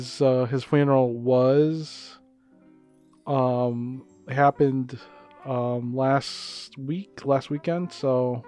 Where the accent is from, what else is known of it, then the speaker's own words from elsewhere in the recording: Philippines; now in United States; I grew up in the Philippines, and when I go back there